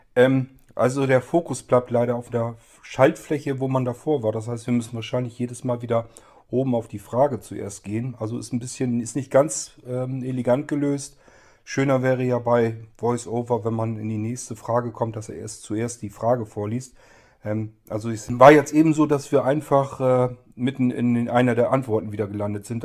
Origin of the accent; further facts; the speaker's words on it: Hannover region, Lower Saxony, Germany; moved away as an adult; now in Verden area, Germany; Ich komme ja aus der Region äh, Hannover